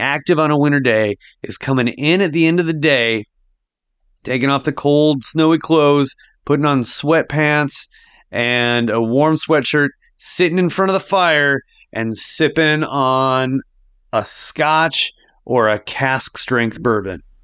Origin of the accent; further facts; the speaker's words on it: Sioux Falls, South Dakota, United States; I grew up in Sioux Falls